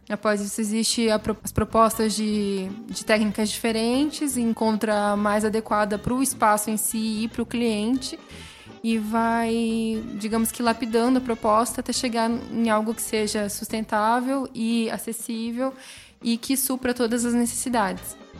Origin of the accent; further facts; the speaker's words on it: southern coast near Ilha Comprida, São Paulo, Brazil; moved away; De onde eu vim, igual para o litoral sul, tem uma praia muito próxima que se chama Ilha Comprida